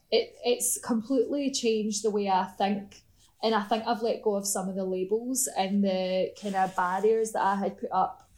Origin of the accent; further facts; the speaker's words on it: Scotland, United Kingdom; moved away; I'm from Scotland, because we still all speak English